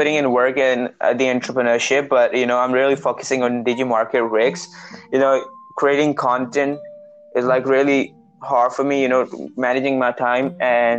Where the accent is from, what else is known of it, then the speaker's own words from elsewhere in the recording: Pakistan; I'm from Pakistan.